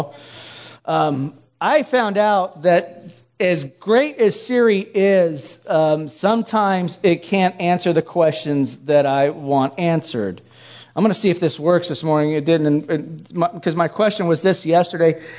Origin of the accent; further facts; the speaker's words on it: Hawaii, United States; moved away; I'm from Hawaii. And so we don't do snow